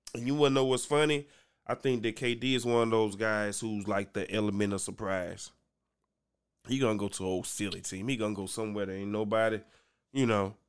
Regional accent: Louisiana, United States; I'm from Louisiana

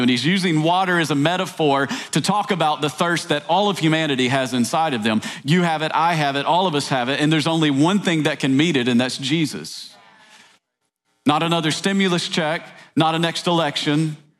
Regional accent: East Tennessee, United States; I grew up in East Tennessee

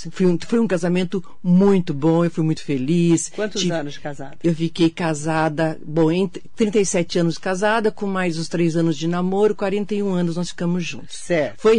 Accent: Suzano, São Paulo, Brazil; Eu nasci em Suzano, é, meu pai médico, a minha mãe era professora

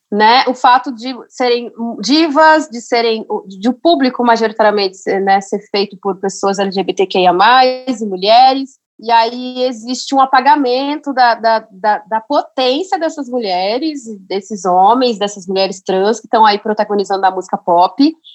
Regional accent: Minas Gerais, Brazil; sou mineira

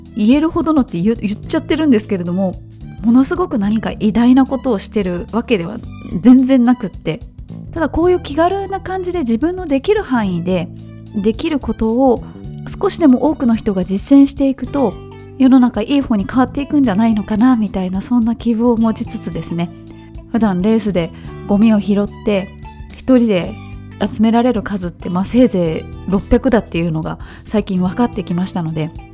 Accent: Kobe, Hyogo, Japan; 私の地元のあの神戸の須磨

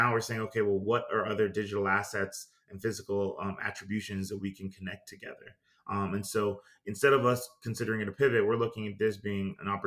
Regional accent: New York City, New York, United States; moved away; also born or lived in Greenville, South Carolina; I was born in New York City in the 80s

